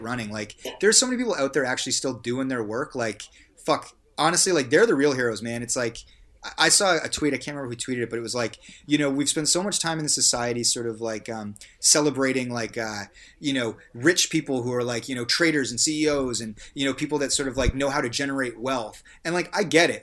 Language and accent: English; Canada; as, as a Canadian